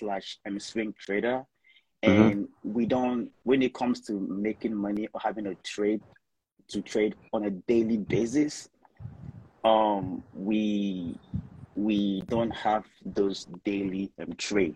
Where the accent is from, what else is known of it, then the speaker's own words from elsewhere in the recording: Nigeria; moved away as an adult; now in Minnesota, United States; I'm Nigerian, but I came to school here. I came here for college.